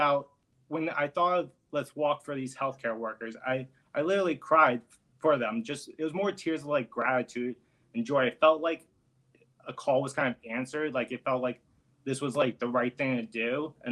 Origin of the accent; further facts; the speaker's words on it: Florida, United States; now in New York City, United States; I'm originally from Florida.